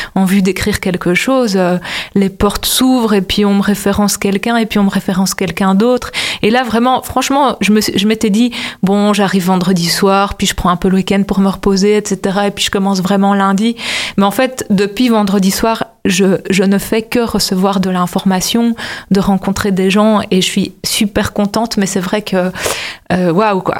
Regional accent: Brussels, Brussels-Capital Region, Belgium; je viens de Bruxelles, vraiment, je suis vraiment, j'habite vraiment dans le centre-ville

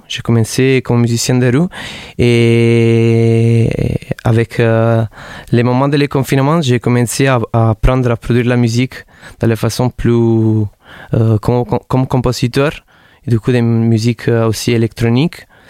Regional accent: Naples, Campania, Italy; French is a second language; now in Montpellier, France; je viens de Naples

